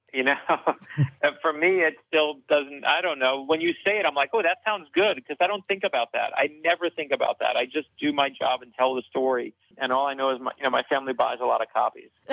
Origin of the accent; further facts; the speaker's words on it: Miami, Florida, United States; now in Fort Lauderdale, United States; my hometown